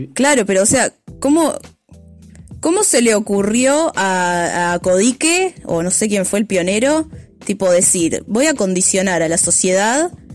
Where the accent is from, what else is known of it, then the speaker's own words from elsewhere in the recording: Montevideo, Uruguay; yo hablo de Montevideo, que es la partecita que conozco